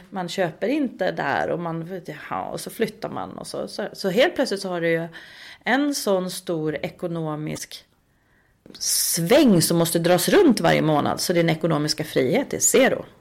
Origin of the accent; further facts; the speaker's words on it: Uppsala, Uppsala County, Sweden; moved away as an adult; also born or lived in Östersund; now in Stockholm, Sweden; i Uppsala där pluggade ju alla tills de typ blev en miljon år gamla. Liksom, för där är jag uppvuxen